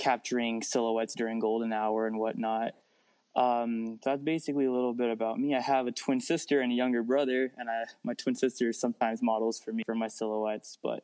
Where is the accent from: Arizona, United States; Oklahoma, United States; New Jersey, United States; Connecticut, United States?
Arizona, United States; also born or lived in Washington, D.C.; I was born in Washington, D.C., but I've been living in Arizona for 22 years